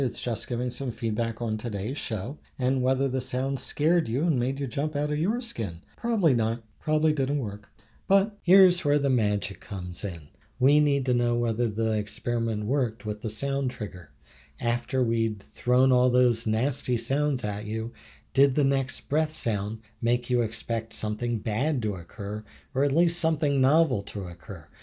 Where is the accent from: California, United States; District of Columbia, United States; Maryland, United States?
Maryland, United States; Havre de Grace; I grew up in Haverty Grace my whole life.